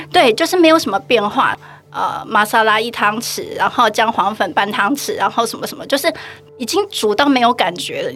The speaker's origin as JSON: {"language": "Chinese", "country": "Taiwan", "moved": "as an adult", "lives_now": "Pokhara, Nepal", "said": "因为我们是台湾人嘛"}